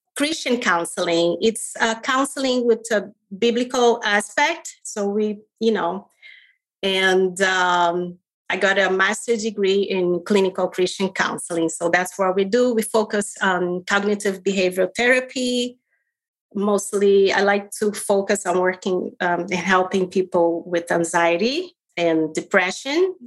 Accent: Rio de Janeiro, Brazil; moved away as an adult; I was born in Rio de Janeiro, Brazil

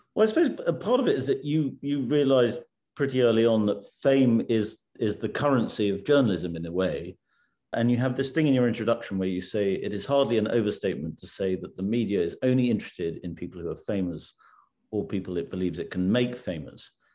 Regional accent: United Kingdom; as a Brit

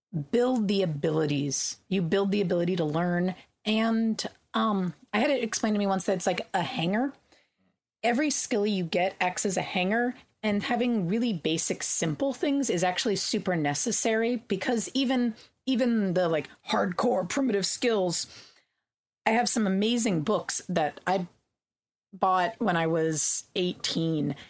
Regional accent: California, United States; I grew up in California, we had water rationing

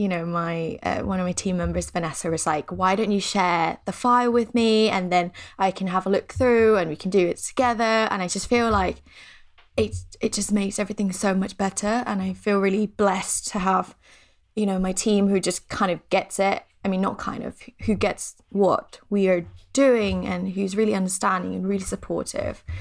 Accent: Thailand; moved away; I'm from Thailand, so we're pretty superstitious there.

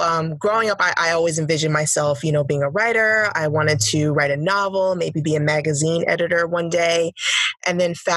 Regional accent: New York, United States; also born or lived in Washington, D.C.; now in Detroit, United States; I currently live in Detroit. I'm originally from New York. So I went from New York to DC and now to Detroit

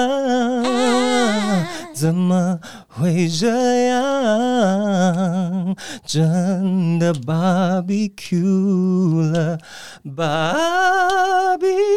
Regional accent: Kaohsiung, Taiwan; 啊，高雄我是高雄人嘛，

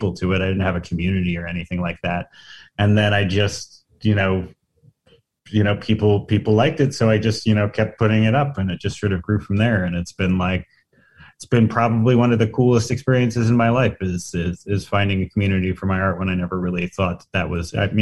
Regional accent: New Jersey, United States; I'm a journalist from New Jersey

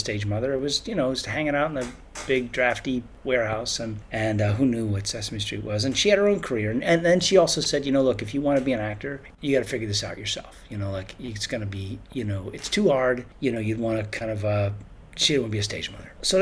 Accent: New York City, New York, United States; I had a sort of a very unusual childhood because I grew up in New York City

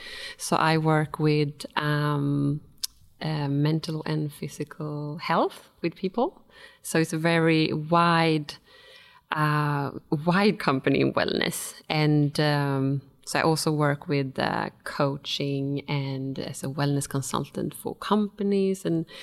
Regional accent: Stockholm, Stockholm County, Sweden; now in Australia; And before I moved to Australia from Sweden, from Stockholm, I worked for a big Japanese company, and I worked as an environmental manager and quality manager.

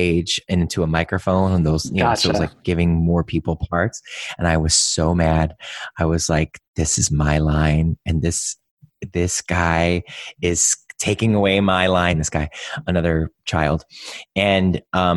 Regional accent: Cleveland, Ohio, United States; moved away; I grew up in Cleveland, not too far from where you guys are

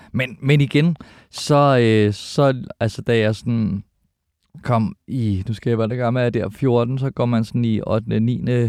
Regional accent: Albertslund, Capital Region of Denmark, Denmark; jeg er født på Kloster Hospital, mm. men øh, opvokset i Alberslund, Elundskolen, Alberslund Vest

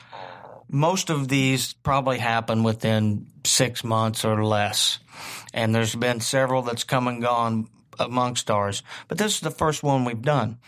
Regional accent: Southern Indiana, United States; growing up in Southern Indiana, it's in your veins

